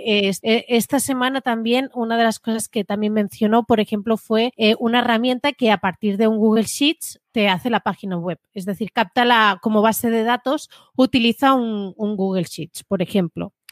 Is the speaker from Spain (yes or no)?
yes; Spain; Domingo y yo somos de España